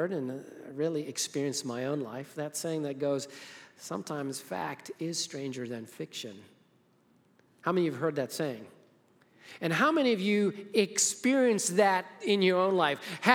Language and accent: English; Harare, Zimbabwe; moved away; I was born in Zimbabwe, Africa, grew up in the suburbs of the capital city called Harare